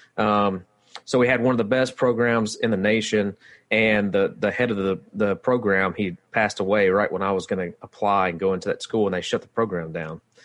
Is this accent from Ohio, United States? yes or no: no; West Monroe, Louisiana, United States; I'm from West Monroe, kinda live outside of West Monroe now